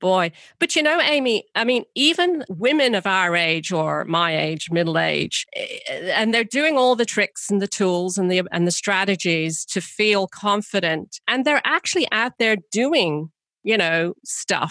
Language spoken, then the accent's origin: English; United Kingdom; I'm British